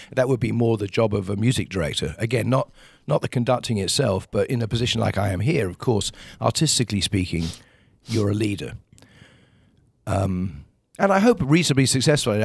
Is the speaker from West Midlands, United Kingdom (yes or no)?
no; Kingswood, South East England, United Kingdom; moved away as an adult; now in United States; where I grew up, a small town called Kingswood, uh, is still just out of London